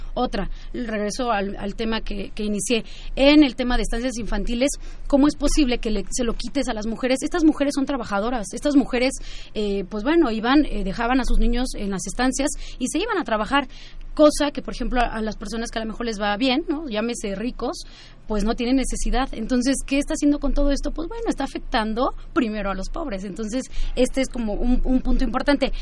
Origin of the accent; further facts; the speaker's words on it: Mexico; nuestro país